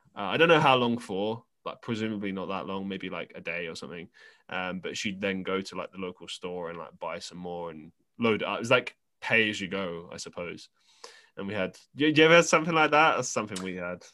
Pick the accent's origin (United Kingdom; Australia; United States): United Kingdom; London; we grew up in London